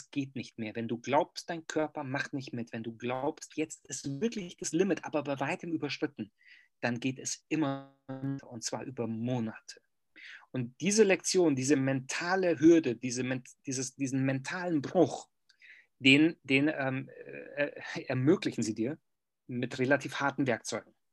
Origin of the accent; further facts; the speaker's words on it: Germany; was in meinem Kopf abging als Deutscher, ähm, und noch dazu äh, mit diesem, mit diesem pseudo-studierten äh, Gehabe. Weißt du, wir Deutschen, wir sind ja manchmal, wir sind in der Fremde